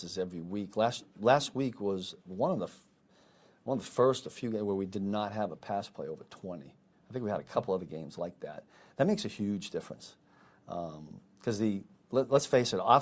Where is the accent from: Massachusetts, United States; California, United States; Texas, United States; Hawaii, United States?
Massachusetts, United States; Boston; accent: Boston; moved away; We're both from the Boston area in New England, talk the same